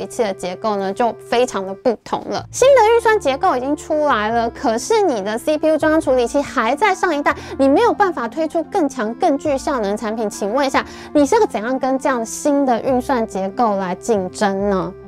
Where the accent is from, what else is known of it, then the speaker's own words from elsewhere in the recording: Taiwan; 所以呢，身为一个台湾人，我觉得现在真是一个非常好的这个时机